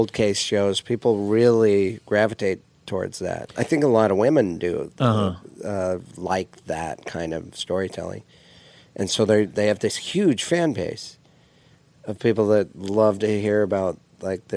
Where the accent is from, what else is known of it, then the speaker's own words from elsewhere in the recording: Missoula, Montana, United States; moved away; Missoula, you know, my hometown